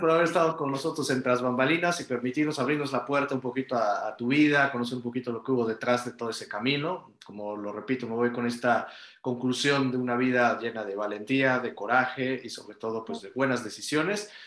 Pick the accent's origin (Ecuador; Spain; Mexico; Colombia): Mexico; como, como mexicanos